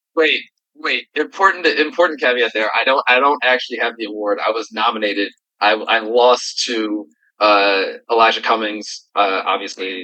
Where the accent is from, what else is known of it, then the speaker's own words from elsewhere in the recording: Philadelphia, Pennsylvania, United States; I am a kid from Philly